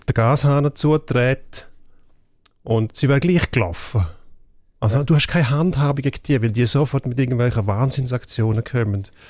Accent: Graubünden, Switzerland; in meiner Heimat, also Kanton Graubünden

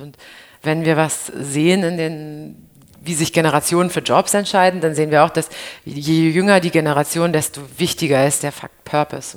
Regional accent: Berlin, Germany; ich als Berlinerin

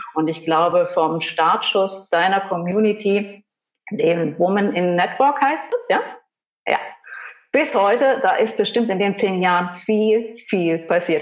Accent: Saxony, Germany; Wir sind beide aus Sachsen, wenn man es nicht hört

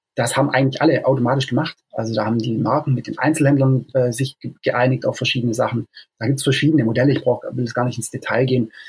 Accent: Stuttgart, Baden-Württemberg, Germany; moved away as an adult; also born or lived in Lake District, England; now in England, United Kingdom; Ich bin ursprünglich aus Stuttgart

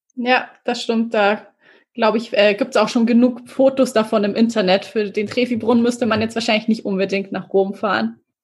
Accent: Regensburg, Bavaria, Germany; ich äh, bin ja aus Regensburg

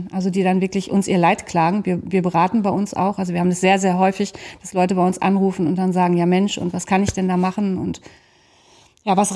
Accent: North Rhine-Westphalia, Germany; Bestes Beispiel heute, ich habe dir gerade gesagt, wir kommen aus dem Sauerland.

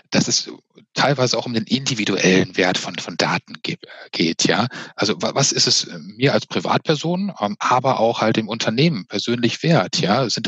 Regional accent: Witten, North Rhine-Westphalia, Germany; born there; Äh, nein, tatsächlich in Witten. Bei Dortmund, also auch bei Dortmund.

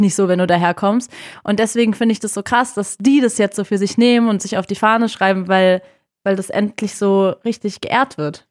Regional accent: Berlin, Germany; ich bin genau in dem Kiez geboren, auch genau die Straße tatsächlich aufgewachsen

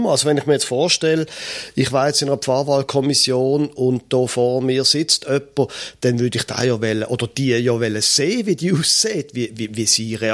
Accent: Basel, Basel-Stadt, Switzerland; Ich bin in Basel aufgewachsen, hatte nie gedacht, dass ich einmal noch würde nördlicher wohnen als Basel, aber das mache ich jetzt.

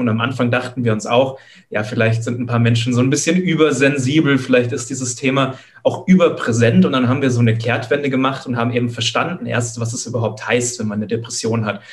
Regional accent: Munich area, Bavaria, Germany; Ich komme aus, äh, der, aus der Münchner Umgebung

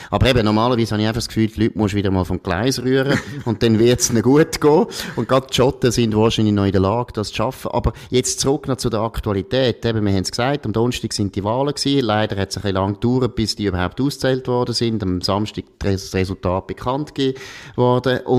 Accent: Switzerland; Also ich finde wirklich, dass wir da als Schweizer sollten sie jetzt beraten, was

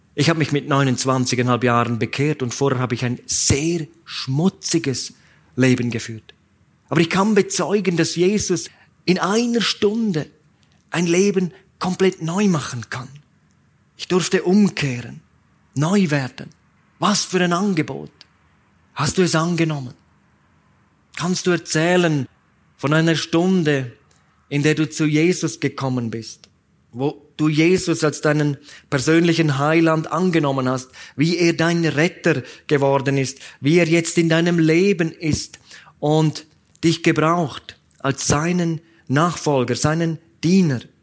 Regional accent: Graubünden, Switzerland; die Bahn, die in meiner Heimat hin und her fährt

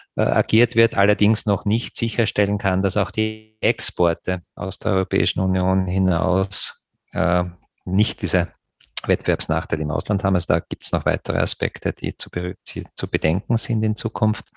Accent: Graz, Styria, Austria; meine Heimatstadt Graz

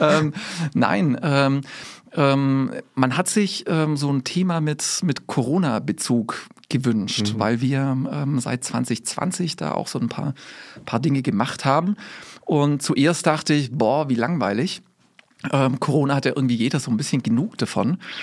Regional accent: Swabia, Baden-Württemberg, Germany; now in Ames, United States; also ich bin mit Schwab, da wo ich herkomme, würde man sagen, Kurkaff

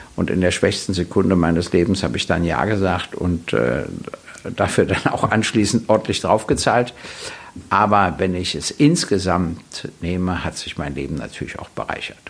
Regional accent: Berlin, Germany; ich wurde 1948 in Berlin geboren, äh, hatte immer meinen Hauptwohnsitz in Berlin

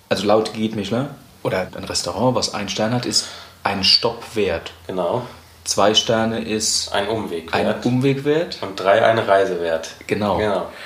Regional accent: Mannheim, Baden-Württemberg, Germany

